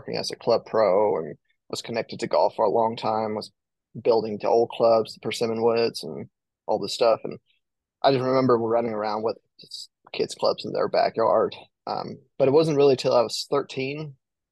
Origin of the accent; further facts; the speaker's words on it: Denmark; moved away as an adult; also born or lived in Arkansas; now in United States; growing up in Denmark